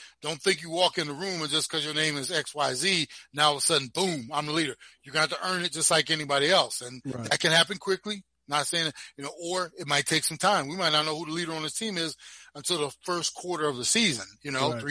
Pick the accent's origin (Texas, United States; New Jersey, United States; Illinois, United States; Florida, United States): New Jersey, United States; Browns Mills; moved away as an adult; I came from Browns Mills, New Jersey, Pemberton